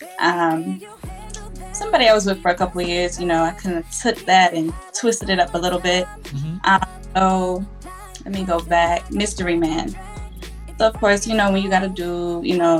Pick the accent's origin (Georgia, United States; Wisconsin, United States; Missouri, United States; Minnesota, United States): Georgia, United States; Atlanta; I'm from Atlanta. Straight out